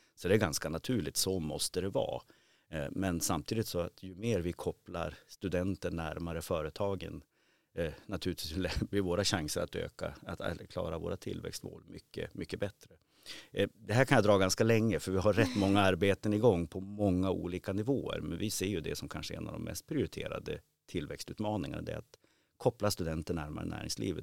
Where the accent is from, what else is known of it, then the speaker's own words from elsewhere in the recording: Umeå, Västerbotten County, Sweden; född och uppvuxen i Umeå